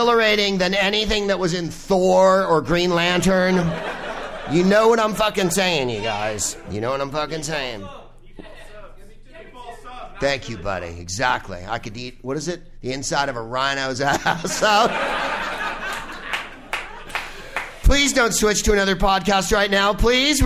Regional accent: San Carlos, California, United States; San Carlos is where I'm from

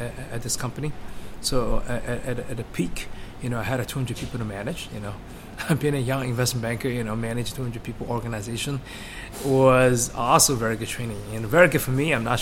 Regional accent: Shanghai, China; moved away as an adult; I'm a native, Shanghainese, as we are taking this conversation in Shanghai, born and raised in Shanghai.

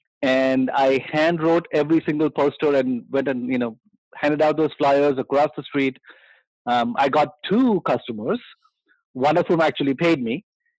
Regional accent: Mumbai, Maharashtra, India; I come originally from India. {S2} Fantastic. {S0} And I grew up in Bombay.

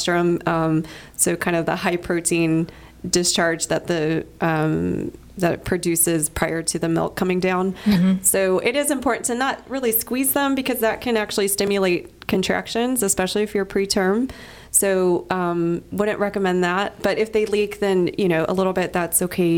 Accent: Dallas, Texas, United States; moved away as an adult; also born or lived in College Station, Texas / Fort Worth, Texas / Chicago, Illinois; I'm from Dallas

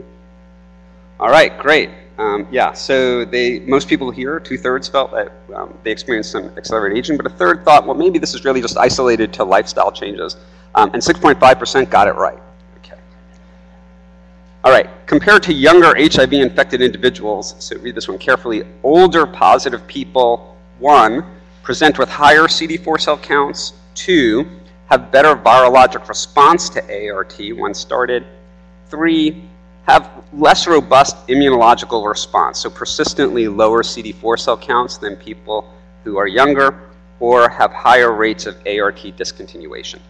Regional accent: New York, United States; now in North Carolina, United States; I'm from New York

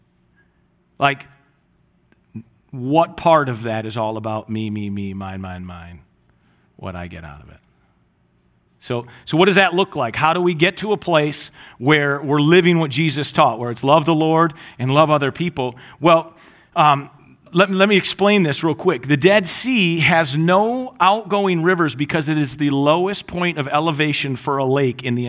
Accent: Gaylord, Michigan, United States; I grew up in Gaylord, and my parents still live on this lake up north

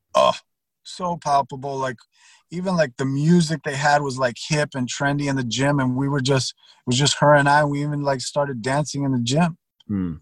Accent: Miami, Florida, United States; also born or lived in Pasadena, Texas / Houston, Texas; I grew up in Miami

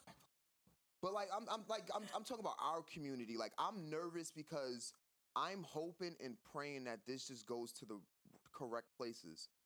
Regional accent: New York City, New York, United States; we already get a limited education growing up in New York City

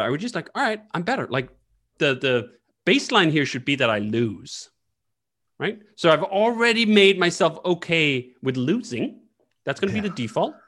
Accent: Copenhagen, Capital Region of Denmark, Denmark; moved away as an adult; also born or lived in United States; I happen to sit in Copenhagen right now, and that's where I grew up

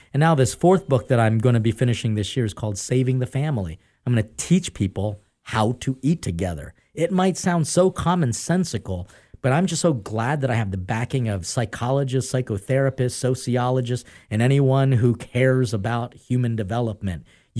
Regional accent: Philippines; The Philippines.

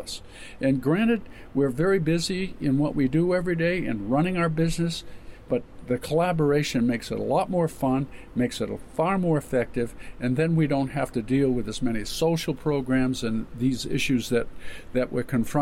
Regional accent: Caribou, Maine, United States; I was born in Caribou

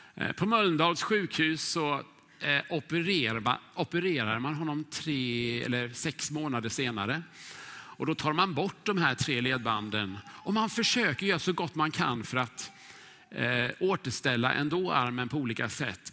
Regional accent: Huskvarna, Jönköping County, Sweden; moved away as an adult; now in Stockholm, Sweden; växte jag upp i Huskvarna

